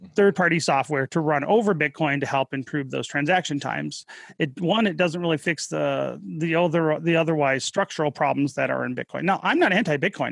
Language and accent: English; Detroit, Michigan, United States; moved away as an adult; also born or lived in Colorado / Utah / Wyoming; now in Salt Lake City, United States; My wife and I are both from Michigan, the Detroit area.